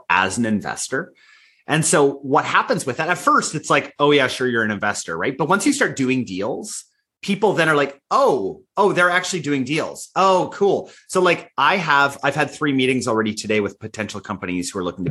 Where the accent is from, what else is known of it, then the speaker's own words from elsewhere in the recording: Canada; I'm Canadian